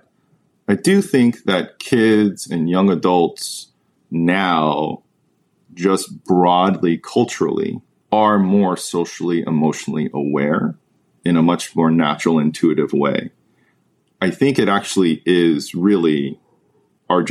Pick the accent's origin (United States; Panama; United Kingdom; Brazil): United States; someone who's born in the United States, has lived here my whole life